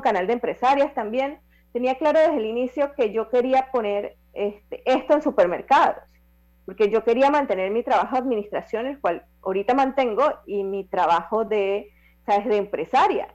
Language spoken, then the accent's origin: Spanish; Las Tablas, Los Santos, Panama; en mi tierra santeña en las tablas